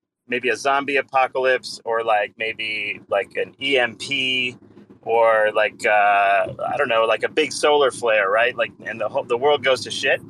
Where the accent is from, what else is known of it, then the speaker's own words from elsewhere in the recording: Canada; I'm Canadian